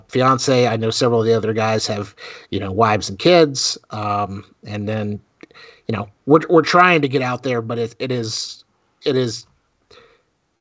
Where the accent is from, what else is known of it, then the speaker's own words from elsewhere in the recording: South Florida, United States; moved away; also born or lived in North Carolina; I grew up in South Florida, where Orlando was a day trip for us.